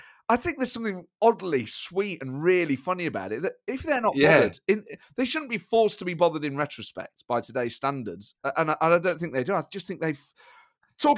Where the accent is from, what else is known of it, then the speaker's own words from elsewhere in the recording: Nottingham, East Midlands, United Kingdom; growing up in Nottingham